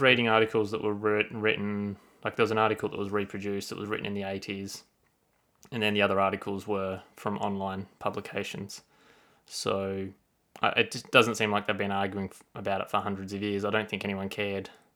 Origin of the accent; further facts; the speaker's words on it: Australia; As an Australian